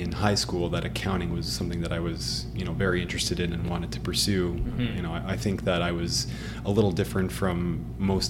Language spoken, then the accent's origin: English; Ottawa, Ontario, Canada; moved away as an adult; also born or lived in Waterloo; now in Toronto, Canada; born and raised in Ottawa